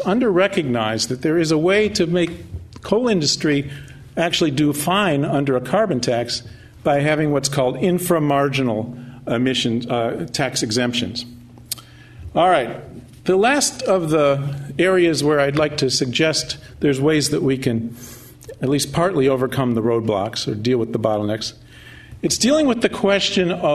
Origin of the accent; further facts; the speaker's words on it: California, United States; I'm from California